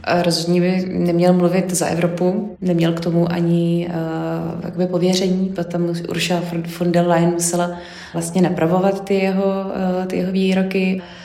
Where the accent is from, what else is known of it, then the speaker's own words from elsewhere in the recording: Czechia; u nás v Čechách